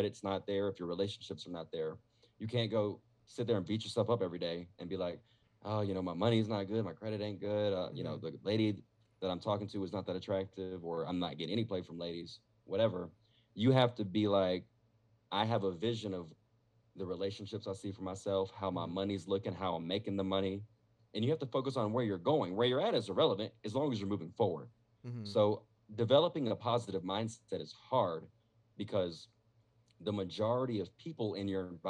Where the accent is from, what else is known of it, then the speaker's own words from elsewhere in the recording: Statesboro, Georgia, United States; moved away as an adult; now in Las Vegas, United States; I'm from a small town of Georgia, by the way. I'm from Statesboro, Georgia